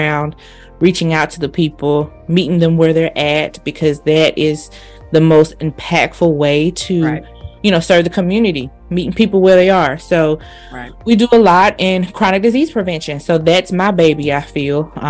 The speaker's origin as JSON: {"language": "English", "town": "Selma", "region": "Alabama", "country": "United States", "said": "I am originally from Alabama, small town, Selma, Alabama."}